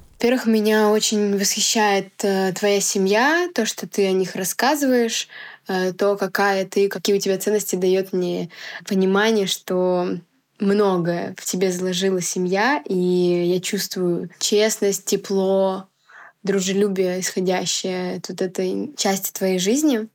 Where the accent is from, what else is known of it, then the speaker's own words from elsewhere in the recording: Biysk, Altai Krai, Russia; в Бийске, в моем родном городе